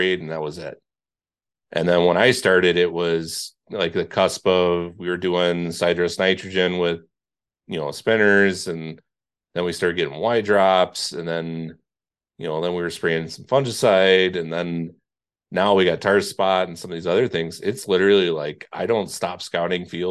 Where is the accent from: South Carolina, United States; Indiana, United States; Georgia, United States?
Indiana, United States; moved away; where I grew up in Indiana, so that side of the lake